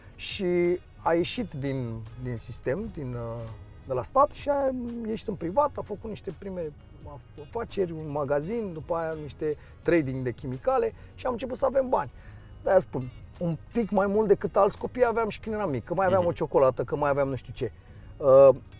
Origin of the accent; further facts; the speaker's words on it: Dristor, Bucharest, Romania; also born or lived in Aviației, Bucharest; M-am născut în Dristor și am, am locuit în Dristor până la, până la vârsta de... până în clasa a doua. În clasa a doua am mutat în aviație